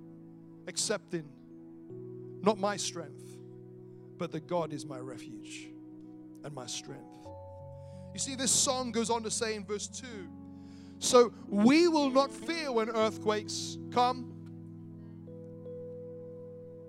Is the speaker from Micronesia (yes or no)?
no; Wales, United Kingdom; I grew up in Wales.